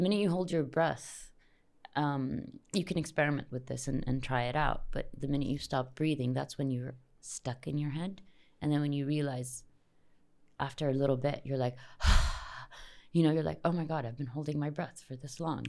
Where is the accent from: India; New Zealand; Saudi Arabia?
Saudi Arabia; Jeddah, Makkah Province; I grew up here in Jeddah.